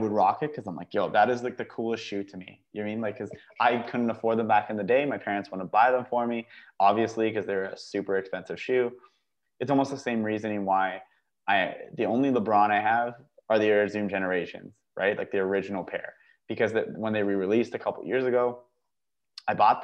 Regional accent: Canada; I'm a Canadian

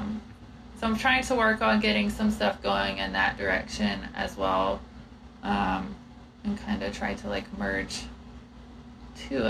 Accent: South Georgia, United States; I'm from South Georgia and people are Christian

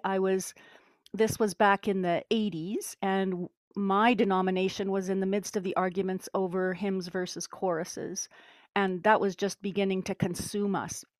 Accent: Winnipeg, Manitoba, Canada; i'm canadian from the center of the universe which would be manitoba winnipeg

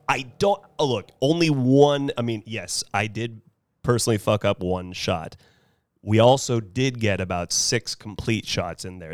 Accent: Carmel, California, United States; I get uncomfortable when I say I'm from Carmel

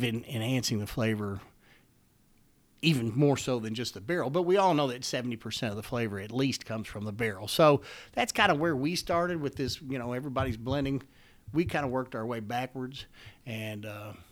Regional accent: Louisville, Kentucky, United States; I'm born and raised in Kentucky

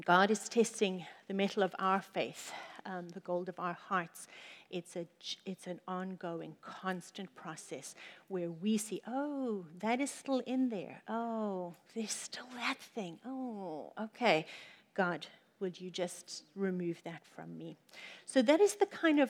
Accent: Johannesburg, Gauteng, South Africa; the city that we grew up in South Africa is 50% of the world's gold is from Johannesburg. And so we grew up around gold.

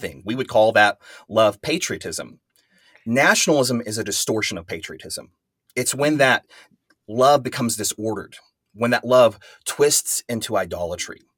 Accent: West Texas, United States; I'm, I'm from West Texas. I live in Amarillo, Texas

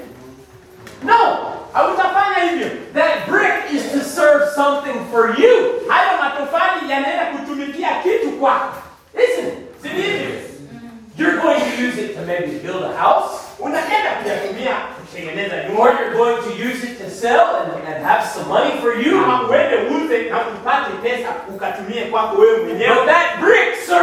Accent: United States

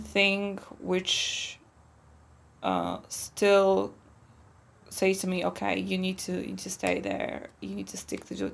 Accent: Poland; English is a second language; moved away as an adult; now in Slovakia

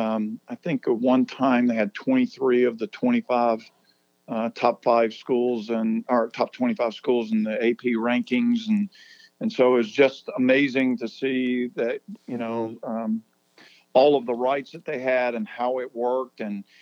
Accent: Alexander City, Alabama, United States; So I grew up in Alexander City, Alabama, and went to Benjamin Russell High School.

